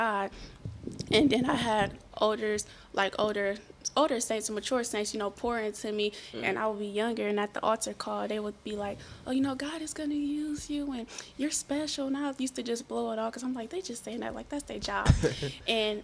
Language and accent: English; Akron, Ohio, United States; born and raised in Akron